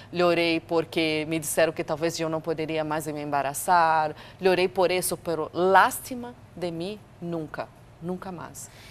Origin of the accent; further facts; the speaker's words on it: Brazil; moved away; eu sou brasileira